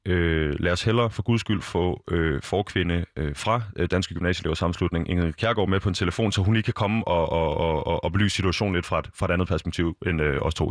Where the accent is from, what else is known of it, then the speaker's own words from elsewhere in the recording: Copenhagen, Capital Region of Denmark, Denmark; rundt omkring i København, øh, s- området, hvor jeg kommer fra